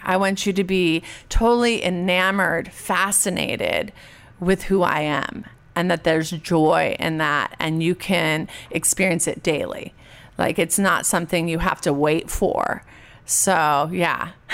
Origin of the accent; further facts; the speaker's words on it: Orange, California, United States; I grew up public school in Orange, California